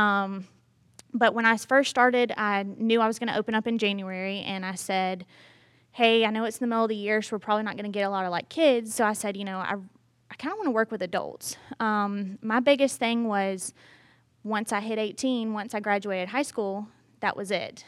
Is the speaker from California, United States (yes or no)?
no; Brunswick, Georgia, United States; moved away as an adult; now in Statesboro, United States; I'm from Brunswick, Georgia